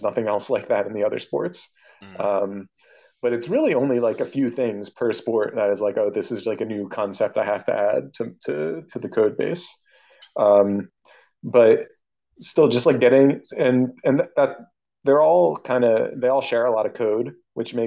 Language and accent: English; United States; I'm an American